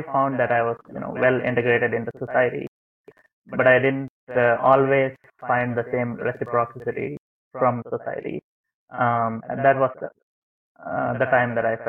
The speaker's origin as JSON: {"language": "English", "country": "India", "tie": "born or raised there", "also_born_or_lived": "Netherlands", "moved": "yes", "lives_now": "Canada", "said": "I was born in India, and then I immigrated to the Netherlands"}